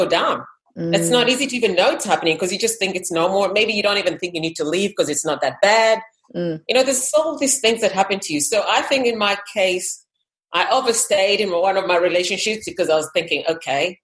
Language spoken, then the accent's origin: English; Kenya; moved away; I was from Kenya originally.